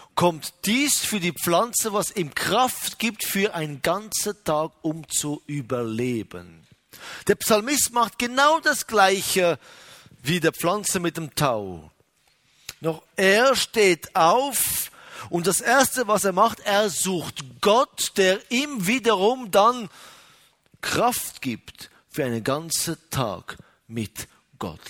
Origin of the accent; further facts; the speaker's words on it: Israel; bei uns in Israel